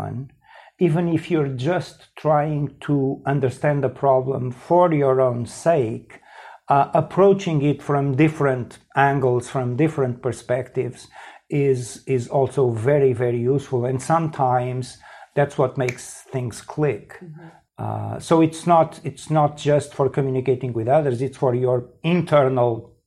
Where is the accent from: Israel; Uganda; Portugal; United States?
Portugal; I grew up in Portugal. I was a teenager here in the mid 1970s